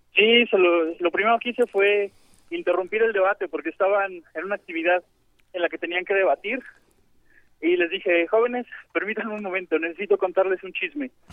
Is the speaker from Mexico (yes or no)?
yes; Mexico City, Mexico; soy de, de Iztapalapa